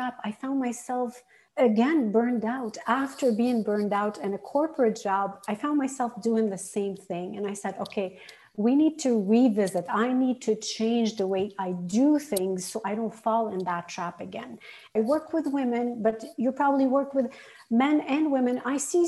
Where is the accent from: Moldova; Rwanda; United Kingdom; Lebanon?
Lebanon; moved away as an adult; also born or lived in Arizona, United States / Canada; I had grown up in Lebanon, lived my first 16 years in civil war